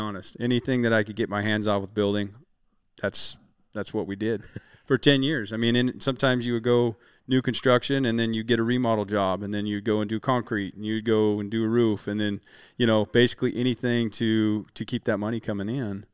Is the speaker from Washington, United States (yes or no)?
yes; Western Washington, United States; I'm from Washington. We get a lot of rain here in, in, in Western Washington